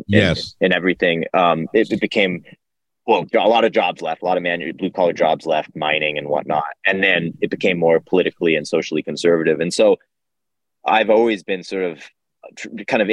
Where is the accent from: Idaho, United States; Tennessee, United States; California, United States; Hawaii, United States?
Idaho, United States; North; I grew up in North Idaho, in the Panhandle of Idaho